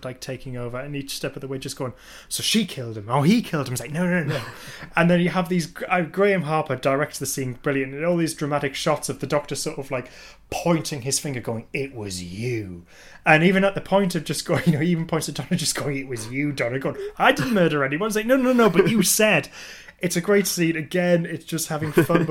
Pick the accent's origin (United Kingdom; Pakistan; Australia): United Kingdom; England; being English